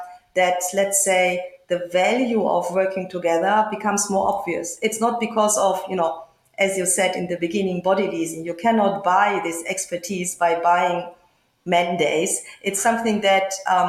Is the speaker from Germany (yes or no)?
yes; Germany; moved away as an adult; now in Cluj-Napoca, Romania; my home country in Germany